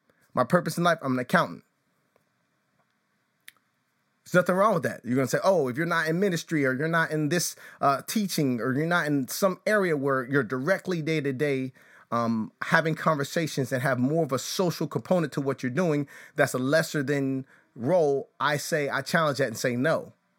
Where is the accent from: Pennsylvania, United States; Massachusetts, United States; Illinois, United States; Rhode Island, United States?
Illinois, United States; Chicago; growing up in the suburbs of Chicago, though I was born on the South Side, and I think it's St. Anne's Hospital, something like that.